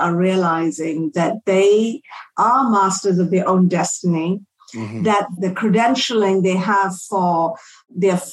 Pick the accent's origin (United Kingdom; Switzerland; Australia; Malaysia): Malaysia; moved away; I grew up in Southeast Asia. I'm from Malaysia originally